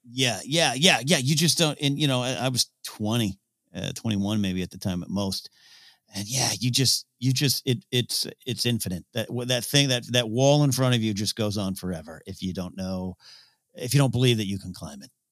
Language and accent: English; near Pismo Beach, Central Coast, California, United States; my hometown near Pismo Beach